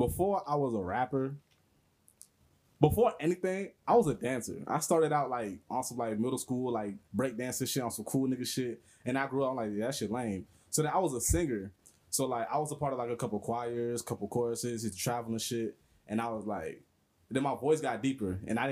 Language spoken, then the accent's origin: English; Naples, Florida, United States; also born or lived in Beaufort, South Carolina; I came from Naples. I was born in South Carolina in a military base called Beaufort. And then we just came here